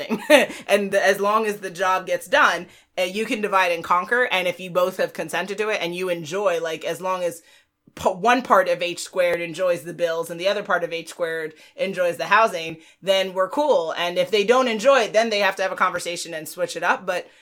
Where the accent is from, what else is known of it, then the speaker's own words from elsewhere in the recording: Jamaica; I'm Jamaican